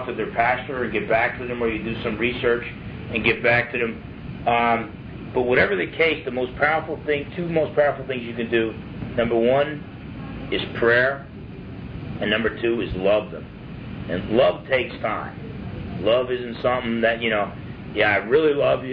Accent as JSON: {"language": "English", "region": "New Jersey", "country": "United States", "said": "I was from Jersey"}